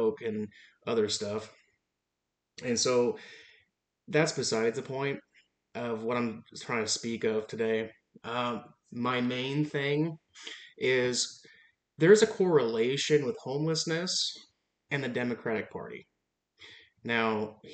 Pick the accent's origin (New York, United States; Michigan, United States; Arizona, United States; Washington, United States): Washington, United States; the state of Washington, my home state. We have about 7.8 million people